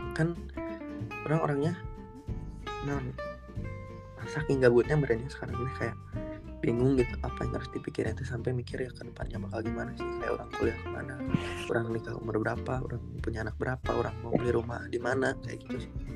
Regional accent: Bandung, West Java, Indonesia; dari SMP di Bandung

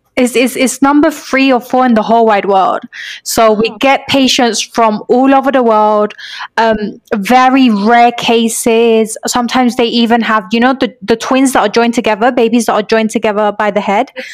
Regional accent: London, United Kingdom; also born or lived in York; I grew up in London

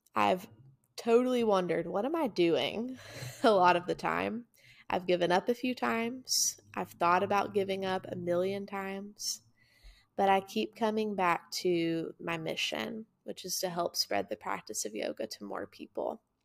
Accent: Chattanooga, Tennessee, United States; also born or lived in Murfreesboro, Tennessee; My hometown's Chattanooga, Tennessee

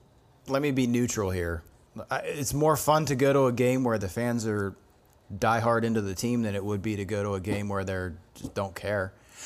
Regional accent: Pittsburgh, Pennsylvania, United States; I'm from Pittsburgh.

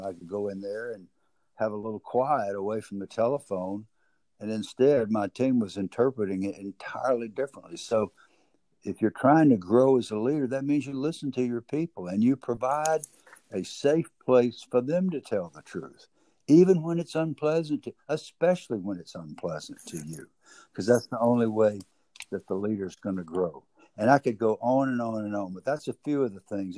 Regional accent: the South, United States; accent: southern; my southern accent

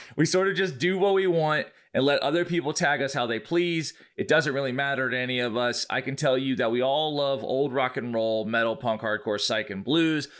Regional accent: Brunswick, Georgia, United States; in my hometown of Brunswick, Georgia

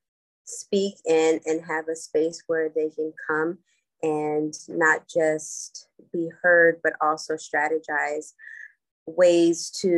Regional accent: Los Angeles, California, United States; I am born and bred in Los Angeles, California

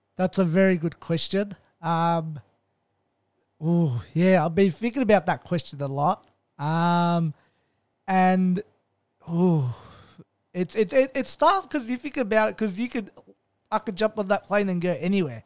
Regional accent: Melbourne, Victoria, Australia; I'm born and raised in Melbourne

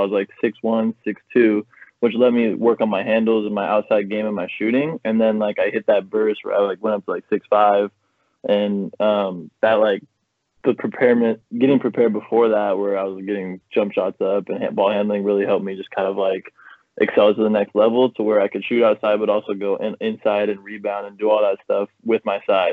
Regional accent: Pacific Northwest, United States; being born and raised in the Pacific Northwest

